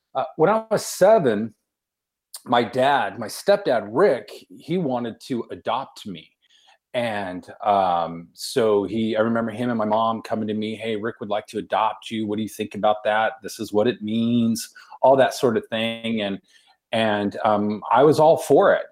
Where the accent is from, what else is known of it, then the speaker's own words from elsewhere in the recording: Victorville, California, United States; also born or lived in Long Beach, California; I grew up in Victorville